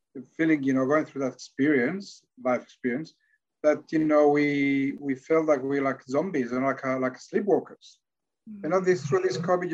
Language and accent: English; Barcelona, Catalonia, Spain; English is a second language; also born or lived in Victoria, Australia; now in Australia; I'm from Barcelona, Catalonia